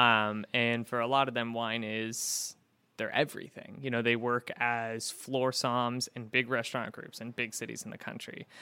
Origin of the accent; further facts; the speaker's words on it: Pacific Northwest, United States; moved away as an adult; also born or lived in Florida / Portland, Maine; now in Syracuse, United States; I grew up in the Pacific Northwest